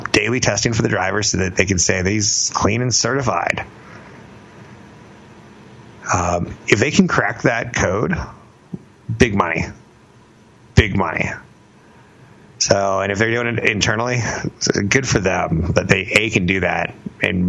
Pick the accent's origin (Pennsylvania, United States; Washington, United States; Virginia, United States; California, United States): California, United States; I'm from California